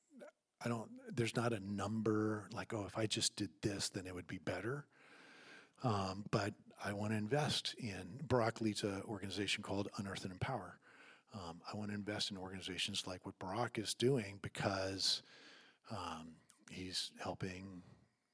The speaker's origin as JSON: {"language": "English", "region": "Virginia", "country": "United States", "tie": "born or raised there", "moved": "yes", "said": "I grew up in the South, in Virginia"}